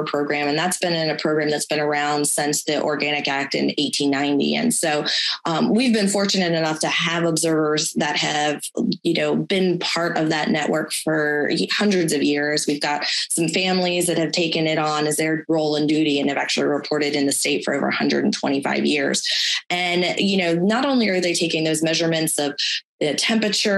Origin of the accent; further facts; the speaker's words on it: Delmarva Peninsula, United States; moved away; I grew up in the Delmarva area.